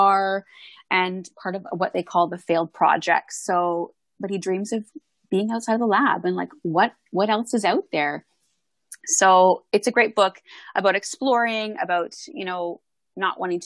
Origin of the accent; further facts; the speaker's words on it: Canada; I'm Canadian